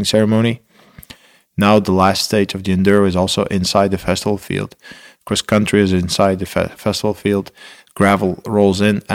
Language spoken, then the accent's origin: English; Belgium; I'm from Belgium